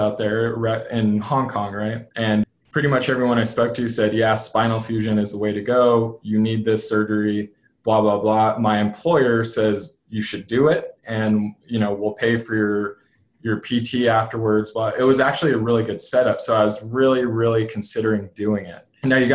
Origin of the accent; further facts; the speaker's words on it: Albuquerque, New Mexico, United States; growing up in Albuquerque, New Mexico